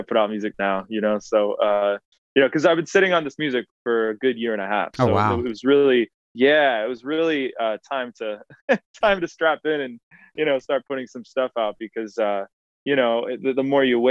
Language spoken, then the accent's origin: English; New Bedford, Massachusetts, United States; my hometown of New Bedford, Massachusetts